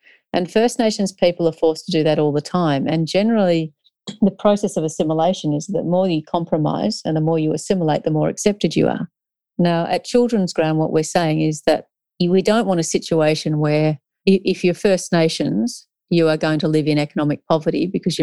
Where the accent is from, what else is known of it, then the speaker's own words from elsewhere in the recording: Australia; was born in Australia, but these are not my traditional lands.